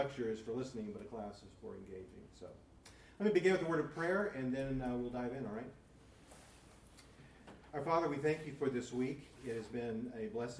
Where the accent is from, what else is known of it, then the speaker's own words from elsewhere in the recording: Bakersfield, California, United States; When I was a little boy, and I mean a really little boy, I grew up in Bakersfield